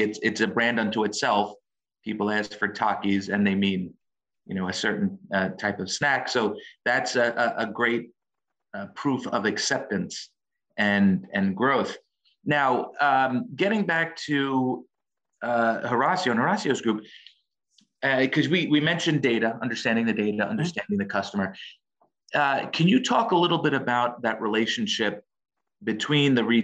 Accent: New York City, New York, United States; also born or lived in Newark; I grew up in the Bronx

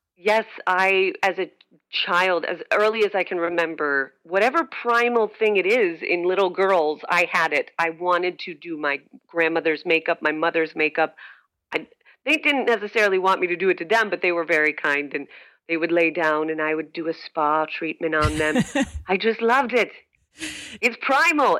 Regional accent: Scranton, Pennsylvania, United States; moved away as an adult; also born or lived in New York City; now in Richmond, United States; I'm originally from Scranton, Pennsylvania, and uh, but spent most of my adult life, about 12 years, in New York City

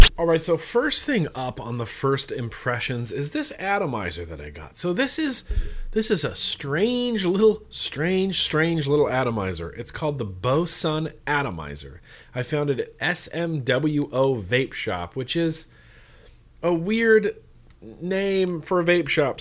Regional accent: United States; I grew up in Lake Tahoe

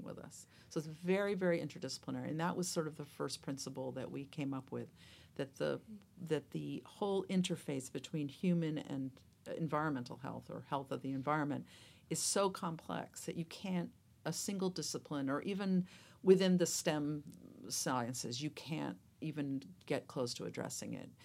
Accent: New England, United States; moved away as an adult; also born or lived in Spain / London, United Kingdom; now in United Kingdom; I was born in the United States, obviously, by based on my accent. I grew up in New England

